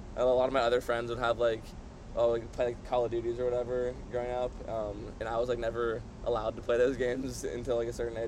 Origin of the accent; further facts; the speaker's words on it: San Diego, California, United States; moved away; I'm from San Diego. It's pretty like surf skate culture down there